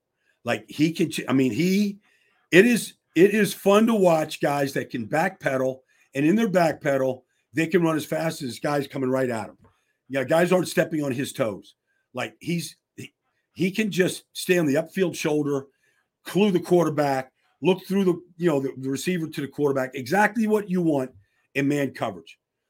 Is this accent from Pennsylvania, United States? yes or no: yes; Pittsburgh, Pennsylvania, United States; I'm from the Berg. I know all the high schools of Pittsburgh.